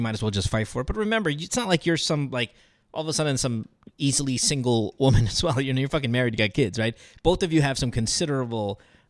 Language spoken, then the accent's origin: English; India; Yeah, you know, I get it. I'm Indian too. So not that we pursue any of this shit. I'm not that Indian, but I am familiar enough with the custom.